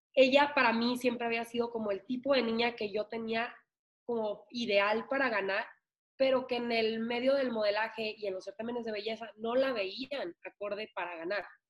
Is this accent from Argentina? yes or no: no; Ciudad Obregón, Sonora, Mexico; las de Obregón